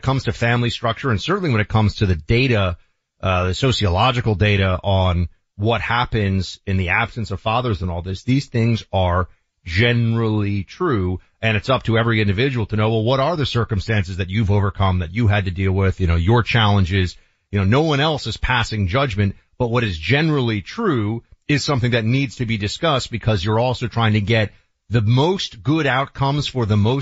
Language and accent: English; New York City, New York, United States; I grew up in New York City, late 80s into the 90s, Wall Street.